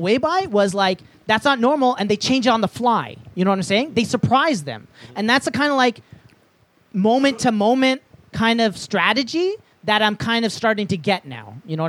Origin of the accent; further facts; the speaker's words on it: Canada; I'm Canadian, I have to love